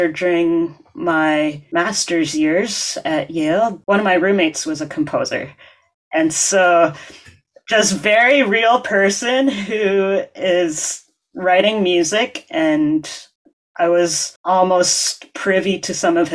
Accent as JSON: {"language": "English", "town": "Edmonton", "region": "Alberta", "country": "Canada", "tie": "born or raised there", "moved": "as an adult", "lives_now": "Montreal, Canada", "said": "Growing up in Alberta"}